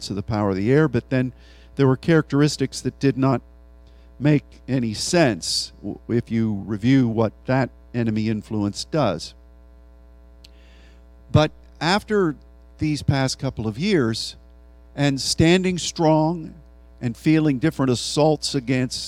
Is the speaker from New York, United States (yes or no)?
no; Pennsylvania, United States; Philadelphia, one of the cities in my home state